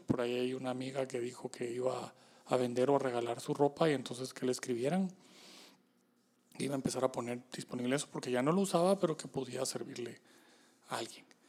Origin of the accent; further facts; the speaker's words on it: Guatemala; como guatemaltecos